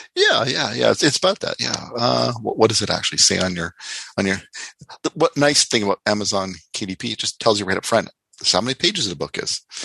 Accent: Canada

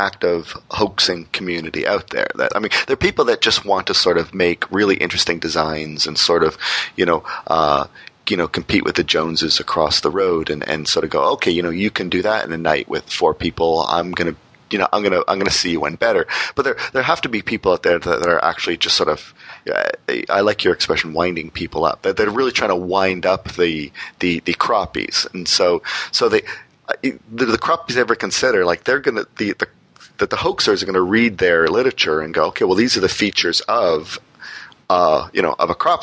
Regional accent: Windsor, Ontario, Canada; my hometown Windsor, sort of out in the county

